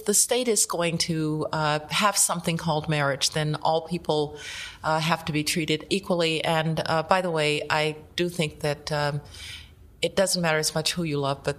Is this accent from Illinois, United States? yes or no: no; Birmingham, Alabama, United States; when I was a little kid growing up in Birmingham, Alabama